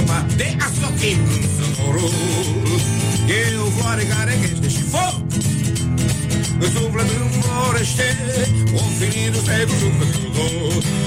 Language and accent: Romanian; Romania; Eu trăiesc în România și eu sunt român